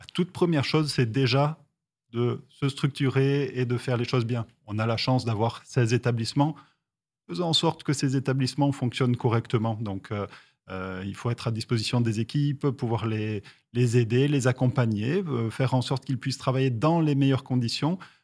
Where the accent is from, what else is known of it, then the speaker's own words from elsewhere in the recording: Toulouse, Occitania, France; je suis toulousain